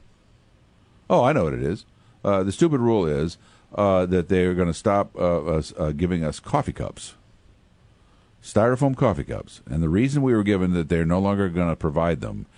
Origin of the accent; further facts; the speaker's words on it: Pekin, Illinois, United States; my hometown tragedy of Pekin, Illinois, is when I was in seventh grade, an eighth grader at my school, Edison Junior High School